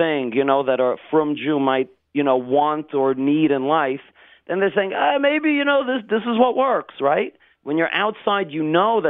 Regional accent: New York City, New York, United States; moved away as an adult; also born or lived in Richmond, Virginia; now in Israel; I was born in Brooklyn, and my family made Aliyah when I graduated high school.

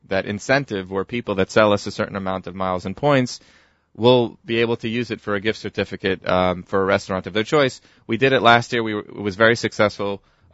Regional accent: New York City, New York, United States; We're from New York City.

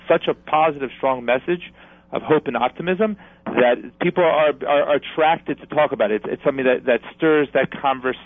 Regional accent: New Jersey, United States; New Jersey first because it's my home state.

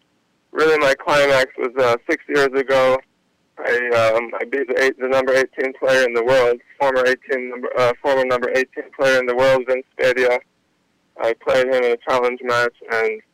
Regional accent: New York City, New York, United States; I grew up in New York, Queens

